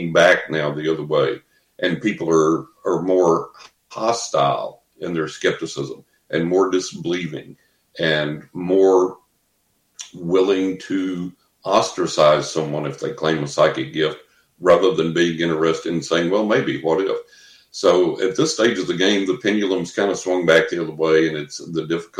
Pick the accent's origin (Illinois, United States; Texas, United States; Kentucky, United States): Texas, United States; West; growing up in West Texas, you know, the lower part of the Bible Belt